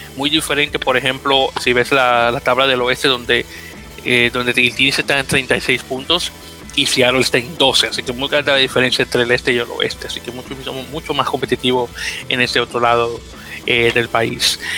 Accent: Dominican Republic; como buen dominicano que soy

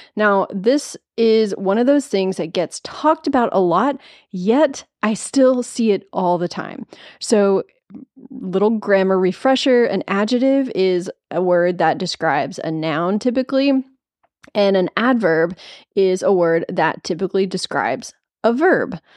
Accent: Nashville, Tennessee, United States; I live in Nashville. It's my hometown

